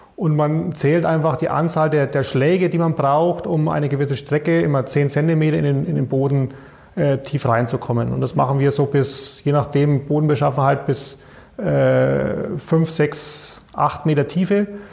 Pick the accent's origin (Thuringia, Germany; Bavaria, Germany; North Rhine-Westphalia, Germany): Bavaria, Germany; Bayreuth; also born or lived in Erlangen; ich bin, glaube ich, einer der wenigen gebürtigen Bayreuther, die hier bei der Tenet arbeiten. Also ich bin hier in Bayreuth zur Schule gegangen